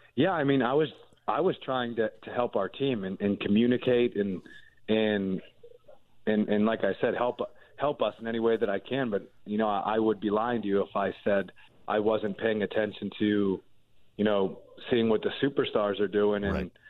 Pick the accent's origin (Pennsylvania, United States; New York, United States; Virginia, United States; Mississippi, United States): Pennsylvania, United States; Pittsburgh; I'm from Pittsburgh